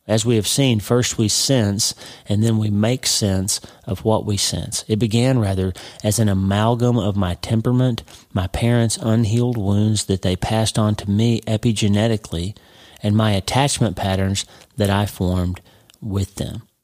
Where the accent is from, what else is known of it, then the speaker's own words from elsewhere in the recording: Broken Bow, Oklahoma, United States; moved away as an adult; also born or lived in Pittsburgh; I grew up in a very small town. A, a nobody town in Oklahoma, and I love my hometown. But but if you grew up in New York City, you wouldn't think much of my little hometown. Two thousand people, Broken Bow, Oklahoma